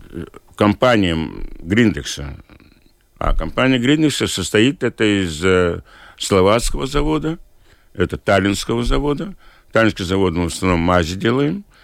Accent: Liepāja, Latvia; Поскольку я из Лепой, мне жалко людей

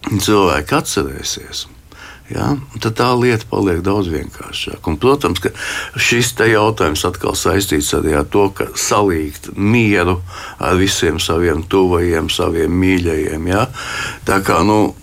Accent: Riga, Latvia; es piedzimu Rīgā 53. gadā.

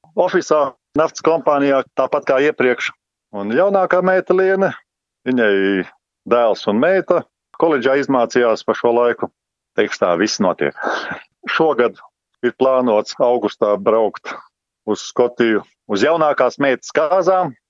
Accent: Kurzeme, Latvia; moved away; also born or lived in Priekuļi Municipality, Latvia; pats esmu kurzemnieks

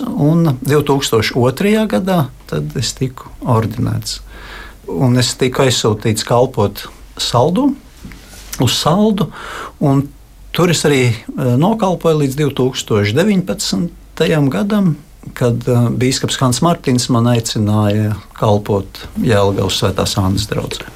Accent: Riga, Latvia; esmu dzimis un uzaugusi Rīgā

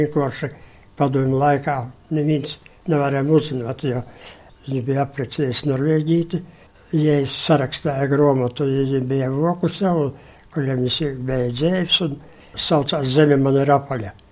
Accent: Latgale, Latvia; moved away as an adult; To es 60 gadus esmu projām no Latvijas

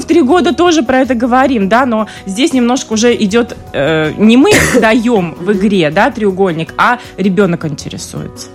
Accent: Russia; moved away; я поскольку вот из России, я оттуда

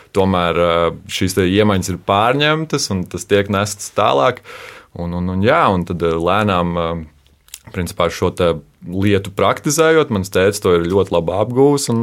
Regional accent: Kuldīga, Kurzeme, Latvia; also born or lived in Alsunga / Jūrkalne / Skrunda; es pats eh, nāku no Kultūras, esmu Kultūras.

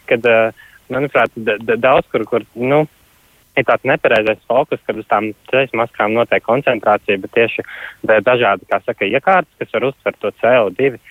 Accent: Riga, Latvia; es pats esmu no Juglas

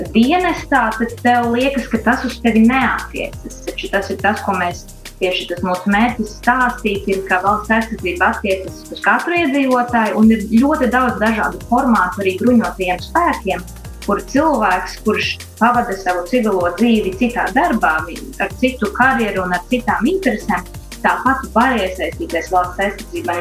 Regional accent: Rēzekne, Latgale, Latvia; Reizekne esmu dzimusi, pabeidzu Reizeknes pirmo vidusskolu

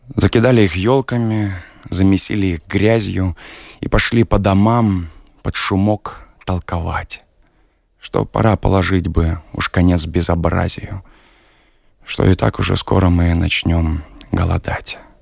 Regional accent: Belarus; moved away as an adult; now in Riga, Latvia

